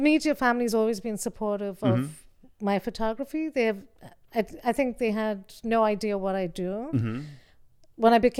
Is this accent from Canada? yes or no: no; India; which is about my feminist experience growing up in India